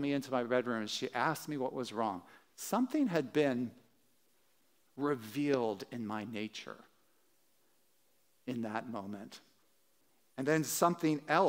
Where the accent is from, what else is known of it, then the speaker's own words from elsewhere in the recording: Wilmington, Delaware, United States; I was growing up in Holiday Hills, which is, a suburb outside of Wilmington, Delaware